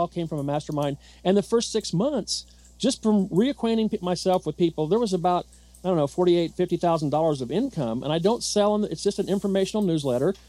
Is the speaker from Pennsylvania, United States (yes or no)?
no; Southern Indiana, United States; I'm from Southern Indiana.